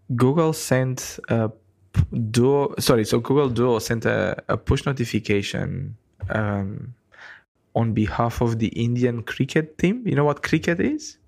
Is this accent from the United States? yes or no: no; Romania; moved away as an adult; now in New Zealand; I'm from Romania in Eastern Europe